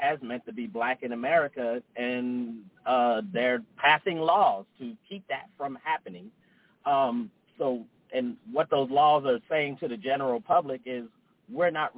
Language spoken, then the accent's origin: English; New Jersey, United States; moved away; also born or lived in California / Denver; I'm from New Jersey, lived in California, Denver